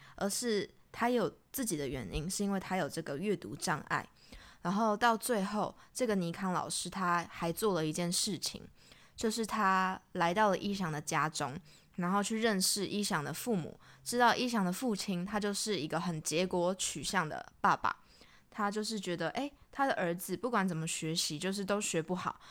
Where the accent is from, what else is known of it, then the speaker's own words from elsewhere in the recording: Taiwan; 如果我们是台湾人